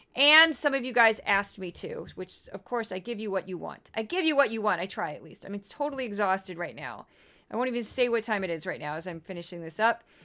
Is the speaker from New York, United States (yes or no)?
no; St. Louis, Missouri, United States; moved away; I am from Saint Louis